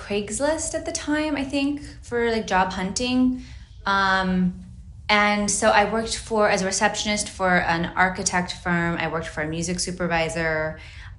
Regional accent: Utah, United States; moved away as an adult; also born or lived in Hawaii; now in Los Angeles, United States; Okay, so I grew up in Utah, and then my family moved to Hawaii, and we lived there for about 4 or 5 years, which was amazing. Then we came back to Utah when I was in high school

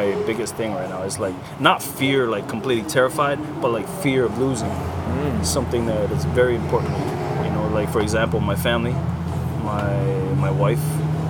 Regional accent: Lahaina, Hawaii, United States; I grew up in Lahaina, but I was in Kahana most of the time.

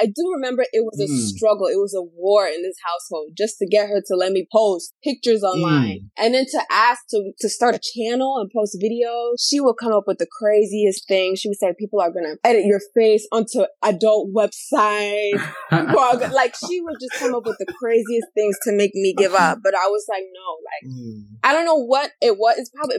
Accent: Florida, United States; I'm from Florida. I live in Jacksonville.

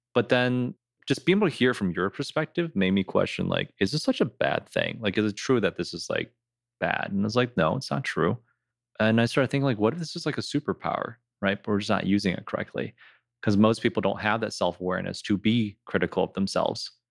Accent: Rochester, United States; growing up in Rochester, we definitely had a smaller Asian population.

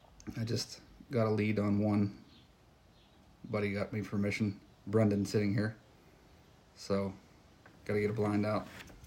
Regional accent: Pennsylvania, United States; moved away as an adult; now in Montana, United States; I grew up in Pennsylvania doing the whitetail stuff, and now I've been in Montana for 11 years.

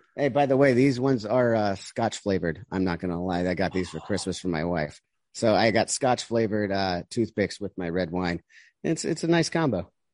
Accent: United States

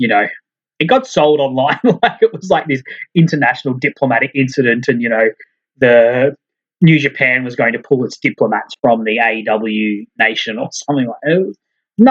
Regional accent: Australia; As an Aussie

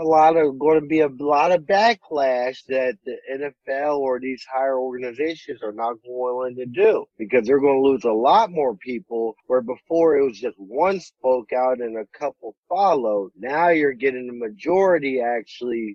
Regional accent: Ohio, United States; also born or lived in Texas; now in Los Angeles, United States; I'm from Ohio.

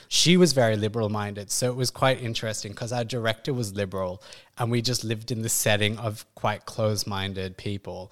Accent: Perth, Western Australia, Australia; moved away as an adult; now in India; growing up, I grew up in Perth in the early nineties

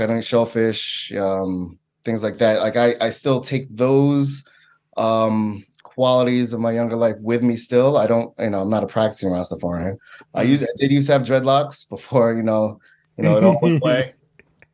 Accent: New York City, New York, United States; I'm originally from Staten Island

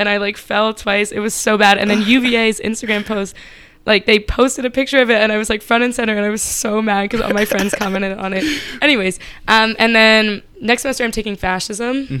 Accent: Myanmar; but I grew up in Myanmar.

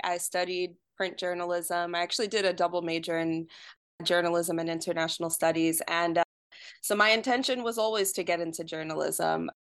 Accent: New York, United States; moved away as an adult; now in Detroit, United States; growing up in New York

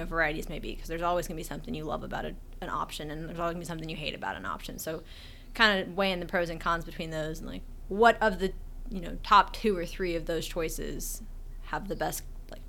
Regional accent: Florida, United States; also born or lived in Alaska; I'm originally from Florida. I was born in Alaska, though, on a military base.

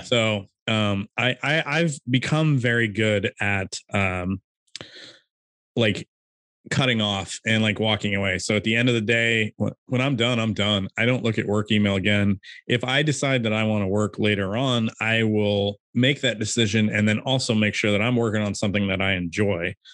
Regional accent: California, United States; I'm from California

